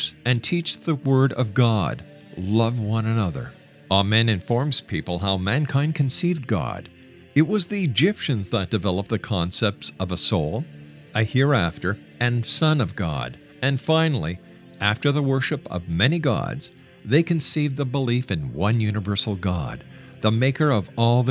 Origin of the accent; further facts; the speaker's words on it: Canada; I'm a Canadian, and I'm also a person who is very proud of my country